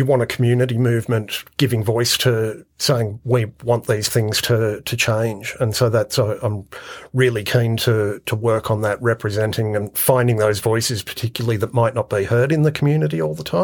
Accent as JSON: {"language": "English", "town": "Penrith", "region": "New South Wales", "country": "Australia", "tie": "born or raised there", "also_born_or_lived": "Blue Mountains / Bathurst", "moved": "as an adult", "lives_now": "Orange, Australia", "said": "I grew up in Western Sydney, in Penrith, and then in the Blue Mountains."}